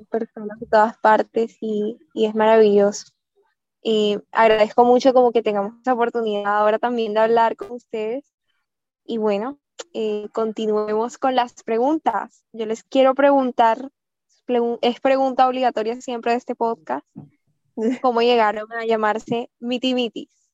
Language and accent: Spanish; Colombia; also born or lived in Barranquilla; Sí, de Colombia. Estamos aquí en Barranquilla